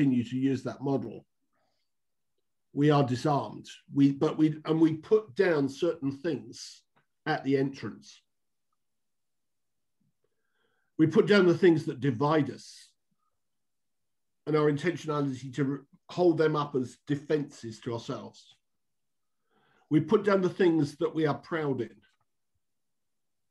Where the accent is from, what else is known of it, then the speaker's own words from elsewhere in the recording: United Kingdom; also born or lived in Luton; seek to walk as a Brit